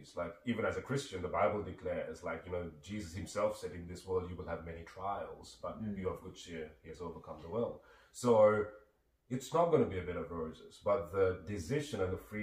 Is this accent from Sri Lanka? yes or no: yes; Sri Lanka; moved away; I grew up, I'm originally from Sri Lanka